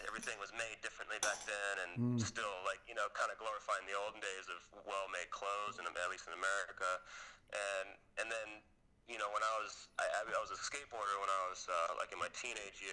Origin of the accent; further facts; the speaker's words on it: United States; growing up in the States, you know, I grew up in the 80s and 90s